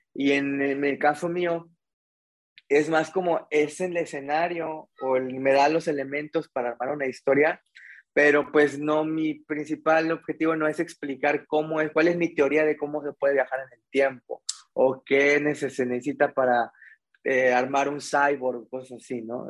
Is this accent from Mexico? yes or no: yes; Mexico; como buen estudiante mexicano